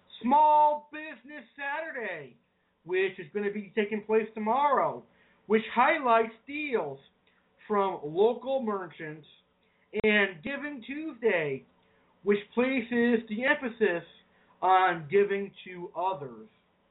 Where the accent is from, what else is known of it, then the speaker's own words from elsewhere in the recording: Massachusetts, United States; Massachusetts, my home state, baby